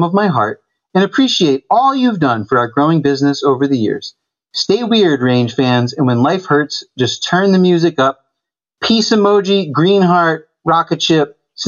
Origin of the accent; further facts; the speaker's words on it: Mason, New Hampshire area, United States; In the Monadnock region, Marty's driving range is like 7-8 minutes from my parents' house, from where I grew up.